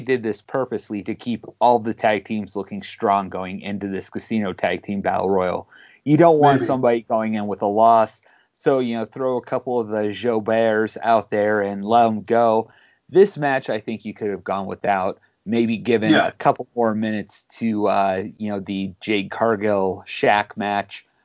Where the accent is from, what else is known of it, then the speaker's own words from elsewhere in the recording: Pittsburgh, Pennsylvania, United States; I'm from Pittsburgh. We make our own way